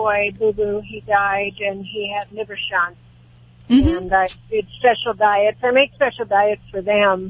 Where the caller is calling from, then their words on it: Toluca Lake, California, United States; Toluca Lake.